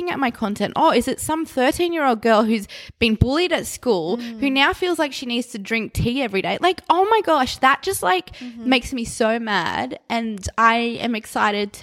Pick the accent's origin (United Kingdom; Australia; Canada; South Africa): Australia; We're Australian.